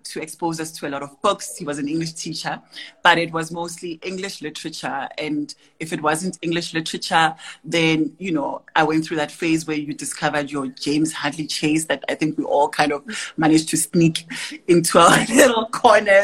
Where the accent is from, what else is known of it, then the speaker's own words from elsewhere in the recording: Tembisa, Gauteng, South Africa; I grew up in Tembisa in the East Rand